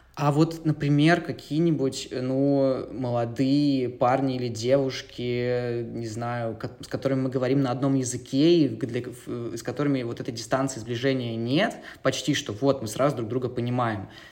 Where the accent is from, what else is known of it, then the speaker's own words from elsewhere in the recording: Novosibirsk, Novosibirsk Oblast, Russia; moved away; also born or lived in Moscow; Я журналист и документалист, изначально из Новосибирска